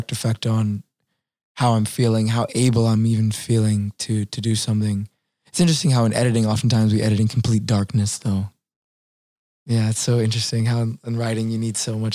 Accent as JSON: {"language": "English", "town": "New Orleans", "region": "Louisiana", "country": "United States", "said": "I was from New Orleans"}